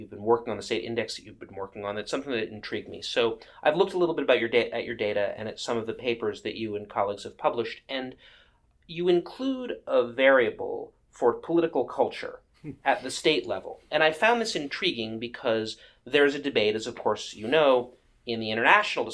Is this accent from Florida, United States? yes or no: no; Massachusetts, United States; My home state